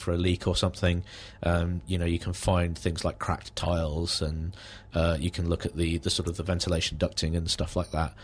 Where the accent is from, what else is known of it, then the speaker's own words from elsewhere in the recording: High Wycombe, South East England, United Kingdom; now in Aylesbury, United Kingdom; I was raised in High Wycombe